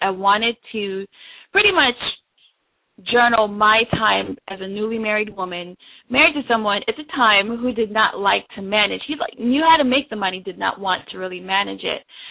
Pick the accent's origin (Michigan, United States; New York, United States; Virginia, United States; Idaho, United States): New York, United States; moved away as an adult; also born or lived in Jamaica; now in Washington, D.C., United States; I'm actually originally from Jamaica, and so I came here to live with my mom when I was 11, and so I spent most of my childhood in New York